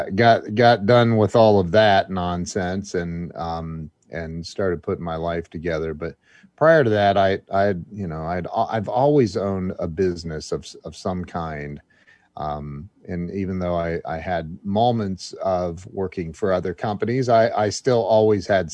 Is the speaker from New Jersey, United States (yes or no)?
no; Indian Lake, Ohio, United States; about 7 years old growing up in Indian Lake, Ohio.